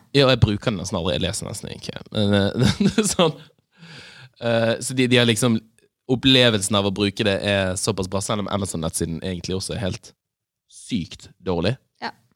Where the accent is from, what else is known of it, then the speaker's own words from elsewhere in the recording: Bergen, Vestland, Norway; now in Oslo, Norway; Da jeg var hjemme i Bergen